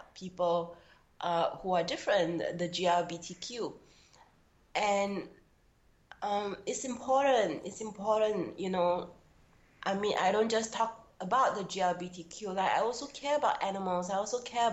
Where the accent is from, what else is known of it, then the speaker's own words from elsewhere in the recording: Singapore; a heterosexual Chinese woman born and bred in Singapore.